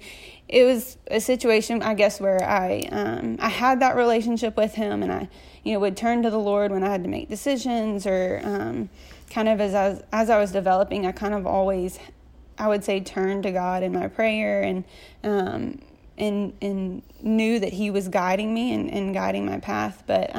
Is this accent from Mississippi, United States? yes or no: yes; Jackson, Mississippi, United States; So I'm from Jackson, born and raised here. I have two wonderful parents, Scott and Teresa, who raise my two older brothers and I Catholic.